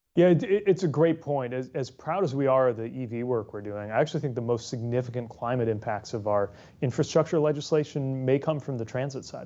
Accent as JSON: {"language": "English", "town": "South Bend", "region": "Indiana", "country": "United States", "tie": "born or raised there", "said": "my hometown, South Bend"}